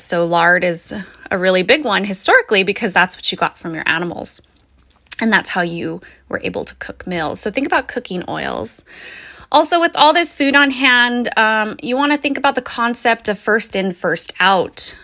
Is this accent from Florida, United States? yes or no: no; New Mexico, United States; now in Oregon, United States; I'm originally from New Mexico, so that is a place where water is very critical